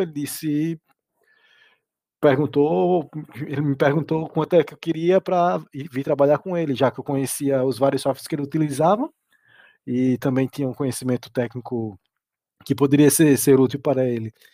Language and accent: Portuguese; Brazil; moved away as an adult; now in Portugal; em alguns órgãos públicos da minha cidade, lá, lá, no, lá no Brasil